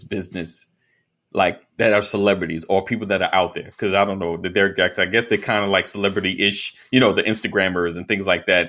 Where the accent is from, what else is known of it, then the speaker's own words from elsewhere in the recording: New York, United States; I'm from New York